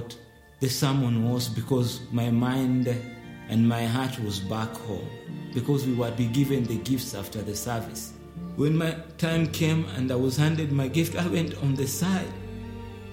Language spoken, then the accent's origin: English; Nairobi, Kenya; I grew up in one of the slums in the capital city, Nairobi.